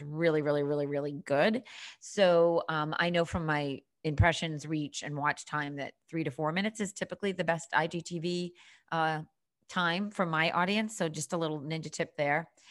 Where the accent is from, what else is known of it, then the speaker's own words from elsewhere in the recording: Boston, Massachusetts, United States; accent: Boston; also born or lived in Cape Cod, Massachusetts; I am born and bred on the East Coast, currently living in downtown Boston, if you can detect a little bit of that Boston accent.